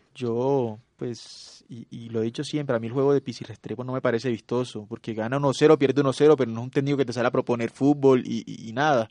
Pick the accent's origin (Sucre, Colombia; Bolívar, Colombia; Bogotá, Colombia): Bolívar, Colombia; Cartagena; soy de Cartagena.